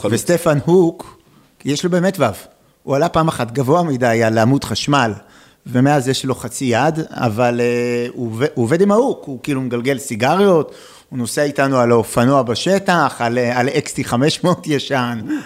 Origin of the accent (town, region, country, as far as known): Israel; also born or lived in Netherlands